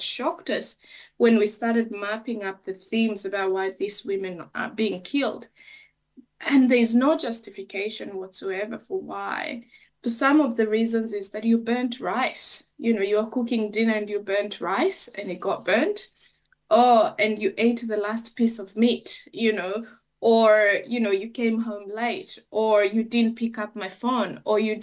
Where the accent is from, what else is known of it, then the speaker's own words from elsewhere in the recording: Kenya; moved away; being a Kenyan woman